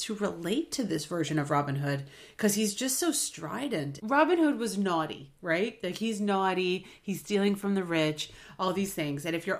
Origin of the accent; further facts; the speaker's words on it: United States; And I'm an American.